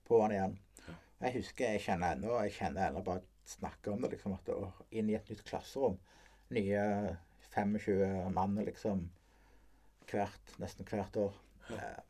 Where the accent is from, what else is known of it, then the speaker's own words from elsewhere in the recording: Rogaland, Norway; jeg, vi er jo fra Rogaland. Ja. Sånn, eh, de, de vokste opp på Hommersåk.